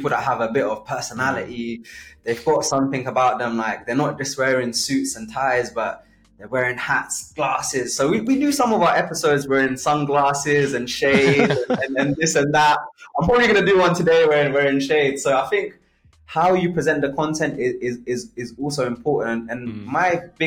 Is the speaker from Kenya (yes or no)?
yes; Kenya; moved away; I was born in Kenya